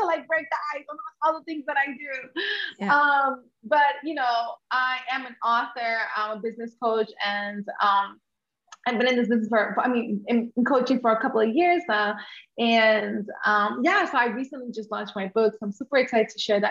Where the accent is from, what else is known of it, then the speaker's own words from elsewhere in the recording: New York, United States; first language English; I'm Honduran American, and I grew up in New York